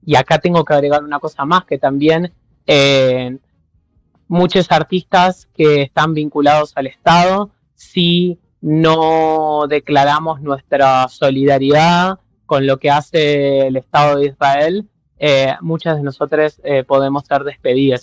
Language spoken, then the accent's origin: Spanish; Argentina; now in Berlin, Germany; somos quienes, digamos, tenemos gente viviendo allá